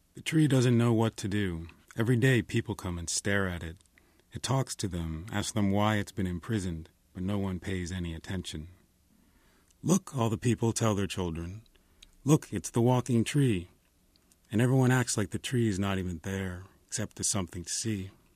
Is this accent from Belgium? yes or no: no; New Jersey, United States; now in Los Angeles, United States; I'm from New Jersey, but I've lived in Los Angeles a long time